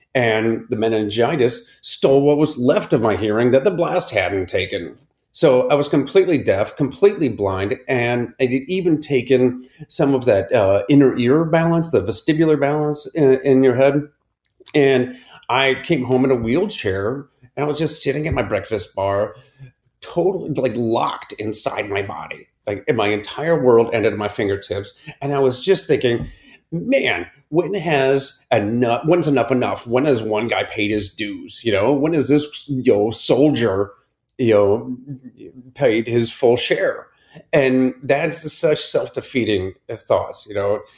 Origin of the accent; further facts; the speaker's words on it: Akron, Ohio, United States; I grew up in Akron, Ohio, in the suburbs